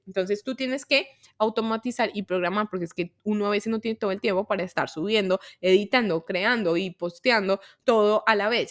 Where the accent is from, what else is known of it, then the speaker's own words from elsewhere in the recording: Colombia; soy de Colombia